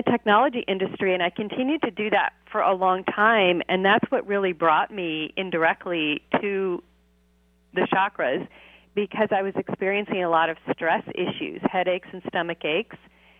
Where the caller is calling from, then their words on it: California, United States; I am just south of Los Angeles.